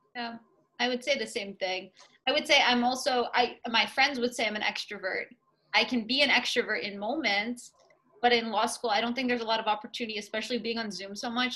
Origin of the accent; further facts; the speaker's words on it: Middleton, Massachusetts, United States; I'm from Middleton, Massachusetts originally, so the North Shore of mass. I've always been here